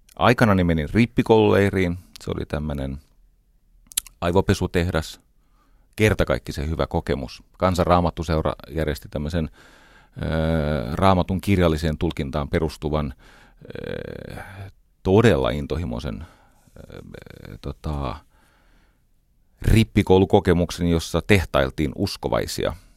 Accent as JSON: {"language": "Finnish", "town": "Espoo", "region": "Uusimaa", "country": "Finland", "tie": "born or raised there", "said": "Mä olen varttunut Iivisniemessä"}